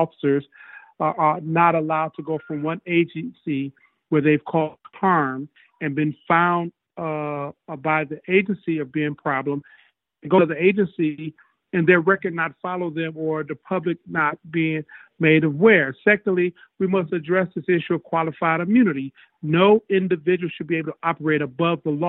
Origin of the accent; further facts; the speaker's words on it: Detroit, Michigan, United States; I grew up in Detroit